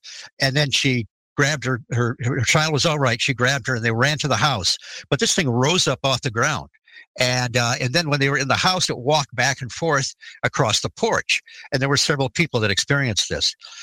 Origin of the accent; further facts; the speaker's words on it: Detroit, Michigan, United States; I grew up in the Detroit area